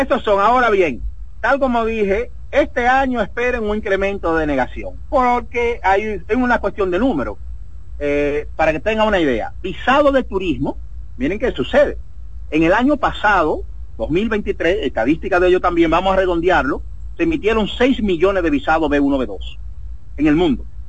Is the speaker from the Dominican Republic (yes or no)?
yes; Dominican Republic; moved away; como inmigrante fuera de la República Dominicana